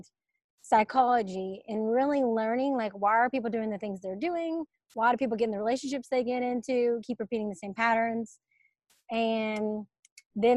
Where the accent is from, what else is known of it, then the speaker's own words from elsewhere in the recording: Birmingham, Alabama, United States; moved away as an adult; also born or lived in Atlanta, Georgia; I'm from Birmingham, Alabama, and I moved to Atlanta after college.